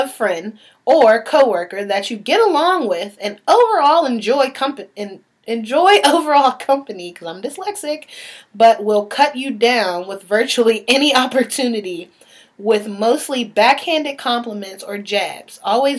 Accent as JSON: {"language": "English", "town": "Pittsburgh", "region": "Pennsylvania", "country": "United States", "also_born_or_lived": "Baltimore", "said": "I always say I'm from Pittsburgh by way of Baltimore because I spent equal parts of my life in both places."}